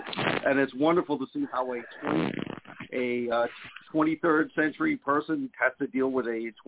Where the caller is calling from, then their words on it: Las Vegas, Nevada, United States; from beautiful Las Vegas, Nevada. We're actually boiling hot, Las Vegas, Nevada.